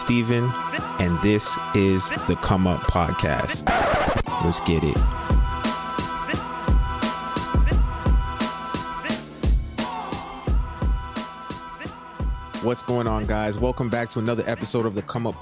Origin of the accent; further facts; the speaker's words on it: Brampton, Ontario, Canada; Brampton, my hometown